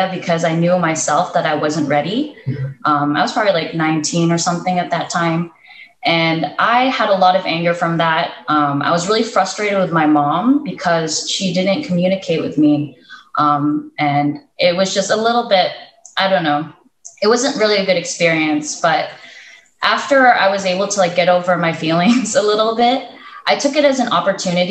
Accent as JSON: {"language": "English", "country": "United States", "tie": "born or raised there", "also_born_or_lived": "Philippines", "moved": "as an adult", "said": "I grew up in the States. I was born and raised here"}